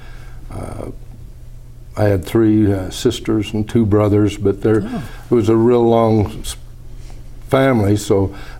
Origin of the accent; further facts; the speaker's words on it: Vernal, Utah, United States; moved away as an adult; also born or lived in Wyoming; now in St. George, United States; where I grew up in Vernal